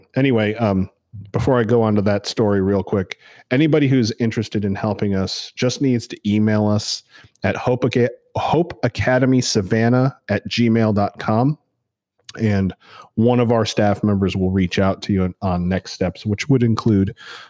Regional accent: Northeast, United States; now in Savannah, United States; because this is Savannah and I'm actually from the Northeast.

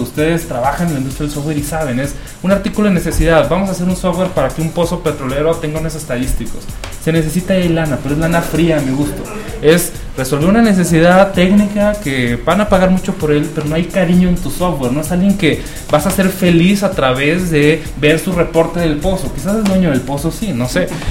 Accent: Chihuahua, Mexico; moved away as an adult; now in Guadalajara, Mexico; en la ciudad donde yo nací viví muchos años, no había industria del cine, de la animación. Chihuahua, Chihuahua, el norte de México

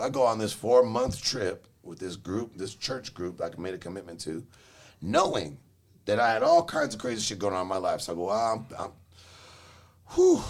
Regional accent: Los Angeles, California, United States; moved away as an adult; now in Charlotte, United States; I'm from LA, man. From Los Angeles

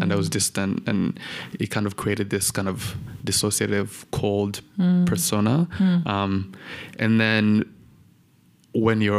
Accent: Rwanda; also born or lived in Kampala, Uganda; I was born in Uganda, like most Rwandans, you know, my parents had fled. And I was there in Kampala for about 5 years

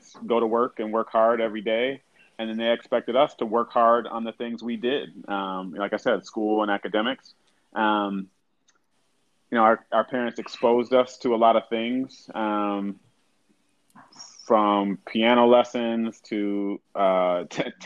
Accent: West Bloomfield, Michigan, United States; also born or lived in Southfield, Michigan; grew up in suburbs of Detroit. So, originally lived in Southfield. Then moved out to even a little bit further out suburb, West Bloomfield

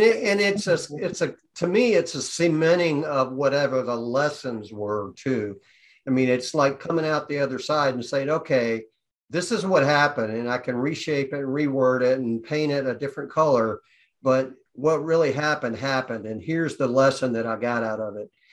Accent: Atlanta, Georgia, United States; I'm from Atlanta

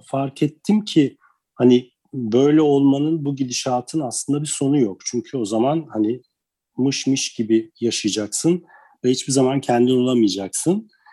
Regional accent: Istanbul, Turkey; moved away as an adult; also born or lived in Karşıyaka, İzmir; now in Urla, Turkey; ben İstanbul doğumluyum

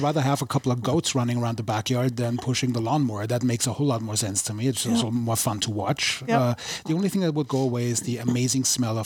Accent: Vienna, Austria; I'm from Vienna. I'm the prototypical city slicker.

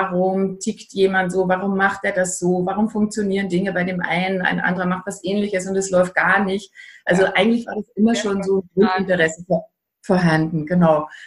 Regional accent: Austria; ich bin Österreicherin, wie man wahrscheinlich an dem rollenden R und dem breiten Ei raushören kann.

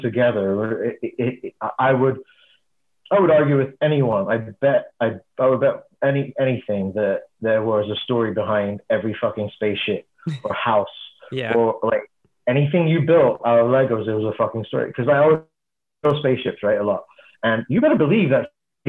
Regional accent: England, United Kingdom; I grew up in England

